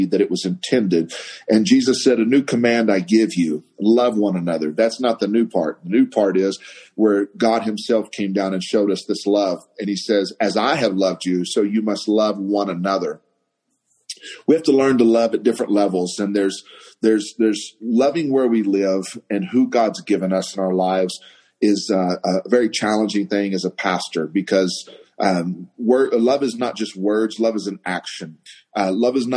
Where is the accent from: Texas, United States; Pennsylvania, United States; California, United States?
Texas, United States; Waco; now in Santa Fe, United States; I am from the Waco, Texas area